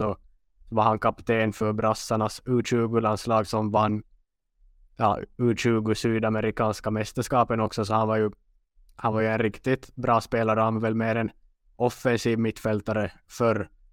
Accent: Western Finland, Finland; accent: Finland Swedish; first language Swedish; also born or lived in Umeå, Sweden; jag kommer från västra delen av Finland

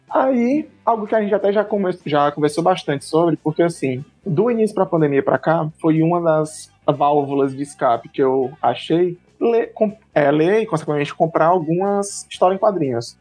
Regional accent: Senador Pompeu, Ceará, Brazil; now in Fortaleza, Brazil; minha família toda do interior, sou de Senador Pompeu, mas desde 98 a gente se mudou para Fortaleza

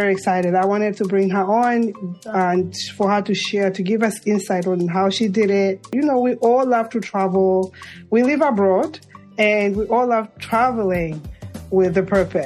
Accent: Zambia; now in United States; the rural Zambia, my home country

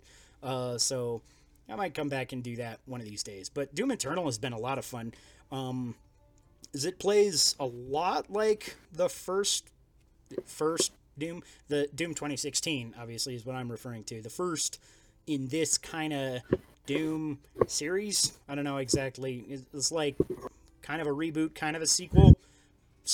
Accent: Colorado, United States; we're from Colorado

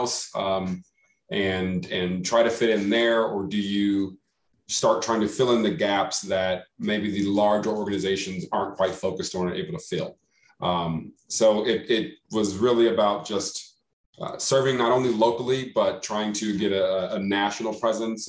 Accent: Dallas, Texas, United States; now in Albuquerque, United States; I am originally from Dallas, Texas, currently residing in Albuquerque, New Mexico

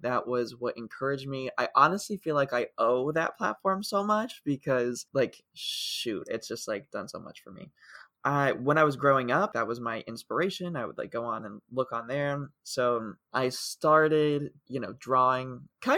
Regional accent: Ohio, United States; moved away; where I grew up in Ohio

